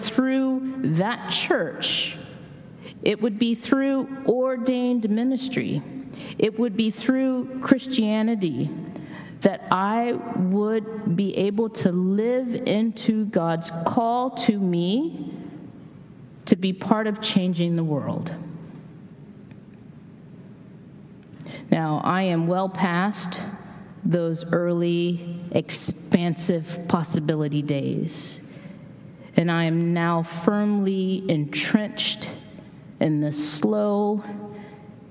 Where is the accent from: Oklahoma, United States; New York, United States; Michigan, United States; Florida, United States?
Oklahoma, United States; Tulsa; moved away as an adult; also born or lived in Atlanta / Maryland / Washington; born and raised in Tulsa, Oklahoma